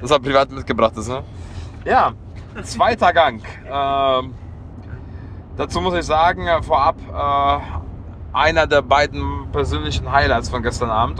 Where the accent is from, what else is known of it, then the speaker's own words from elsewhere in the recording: Leverkusen, North Rhine-Westphalia, Germany; ich komme aus Leverkusen, 160.000 Einwohner